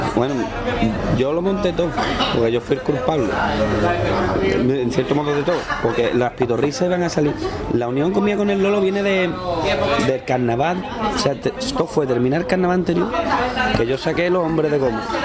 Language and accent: Spanish; Cádiz, Andalusia, Spain; me gusta ver cosas de mi tierra en otro sitio